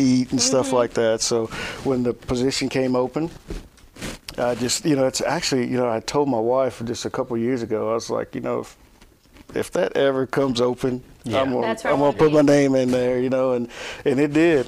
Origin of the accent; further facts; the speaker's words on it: Hopkinsville, Kentucky, United States; moved away as an adult; now in Clarksville, United States; growing up in Hopkinsville, Clarksville was where we came to do everything